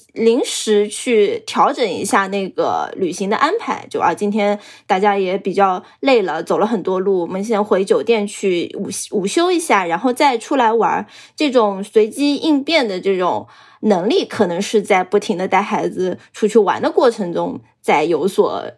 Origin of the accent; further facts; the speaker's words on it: Zhejiang, China; 我们浙江人